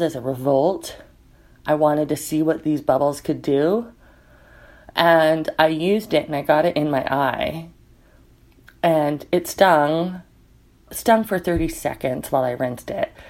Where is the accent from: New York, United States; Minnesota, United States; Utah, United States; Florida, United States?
Utah, United States; also born or lived in Denali National Park, Alaska; now in Alaska, United States; I currently live in Denali National Park, Alaska, but I'm originally from Utah.